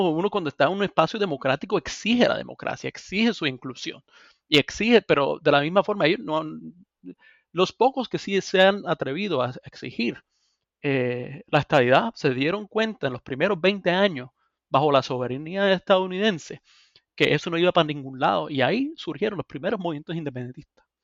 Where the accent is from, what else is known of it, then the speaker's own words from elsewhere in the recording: Puerto Rico; la sociedad civil puertorriqueña, todos reconocen de alguna forma u otra que nosotros somos estadounidenses por sentidos este, poco dignificantes, ¿no?